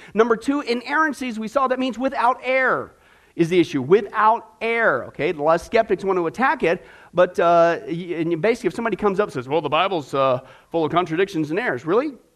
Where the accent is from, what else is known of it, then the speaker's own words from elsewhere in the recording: Kansas, United States; I grew up in Kansas, out in the middle of nowhere with buffalo